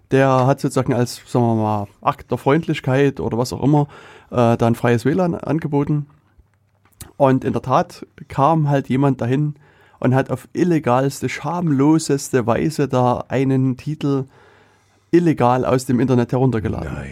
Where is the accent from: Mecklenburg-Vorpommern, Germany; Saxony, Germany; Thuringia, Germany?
Saxony, Germany; accent: Saxon; dass ich äh, kein Thüringer Dialekt habe, sondern